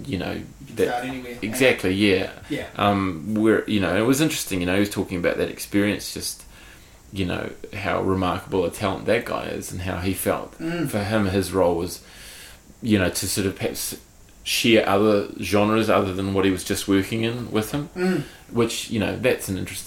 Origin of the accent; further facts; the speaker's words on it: Hawke's Bay, New Zealand; I'm from Hawke's Bay, and so are they. We all grew up together